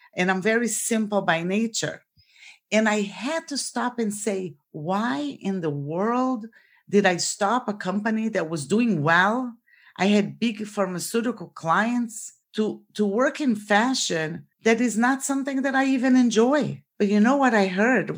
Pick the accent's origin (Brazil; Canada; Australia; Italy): Brazil; moved away as an adult; now in Florida, United States; So I was born in Brazil and I came to the United States for college.